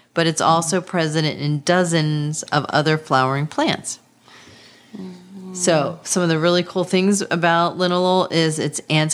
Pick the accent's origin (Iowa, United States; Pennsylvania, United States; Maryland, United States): Pennsylvania, United States; I'm from Pennsylvania